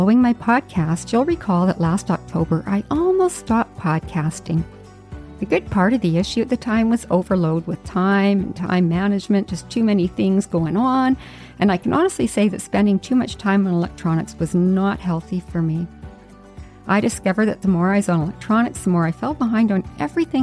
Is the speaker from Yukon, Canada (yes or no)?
yes; Yukon, Canada; now in Vancouver Island, Canada; I grew up in the Yukon